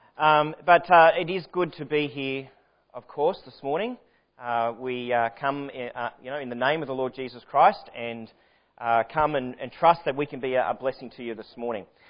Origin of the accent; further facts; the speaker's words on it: Sydney, New South Wales, Australia; moved away as an adult; now in Victoria, Australia; I was born in Sydney, raised in Sydney